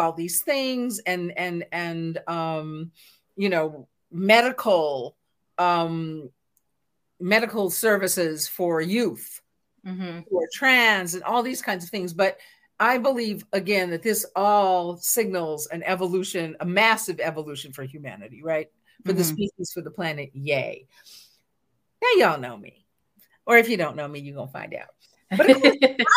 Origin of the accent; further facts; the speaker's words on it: West Coast, United States; I'm from the West Coast. I grew up actually a very LGBTQIA environment